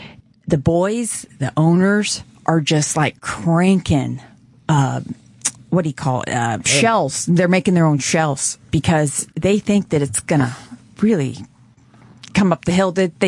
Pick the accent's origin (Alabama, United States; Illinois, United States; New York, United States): Illinois, United States; East St. Louis; now in Florida, United States; I grew up in East St. Louis, Illinois, since I've been 4 years old.